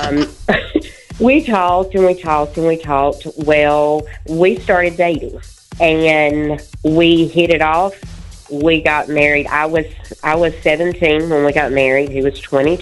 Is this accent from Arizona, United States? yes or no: no; Asheville, North Carolina, United States; I'm from Asheville